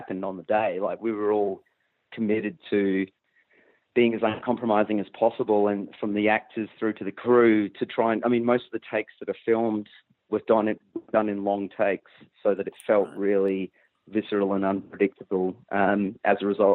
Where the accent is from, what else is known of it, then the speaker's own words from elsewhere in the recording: Perth, Western Australia, Australia; I grew up in Western Australia